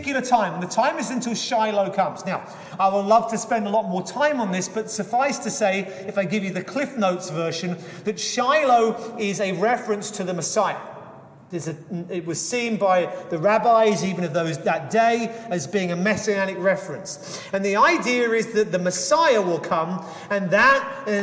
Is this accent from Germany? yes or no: no; England, United Kingdom; I grew up in England